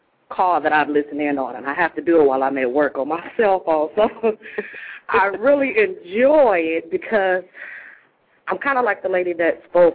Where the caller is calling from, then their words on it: Grand Rapids, Michigan, United States; I'm calling from Grand Rapids, Michigan.